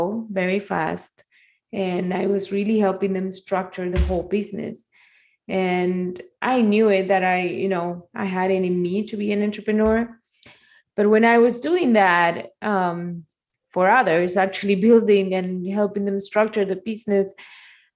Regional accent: Argentina; moved away as an adult; also born or lived in Spain; now in Miami, United States; I'm Argentinian. I was born in Argentina

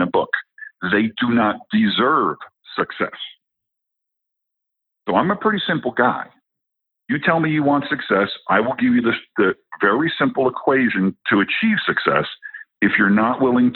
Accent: New Jersey, United States; moved away as an adult; now in Colorado, United States; I'm originally from New Jersey where they eat their young. Okay. So I've lived in Colorado for the last 15 years

